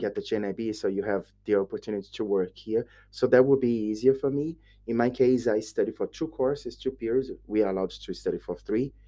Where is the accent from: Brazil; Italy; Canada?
Brazil; Brasília, Federal District; English is a second language; moved away as an adult; now in Dublin, Ireland; I'm from Brasilia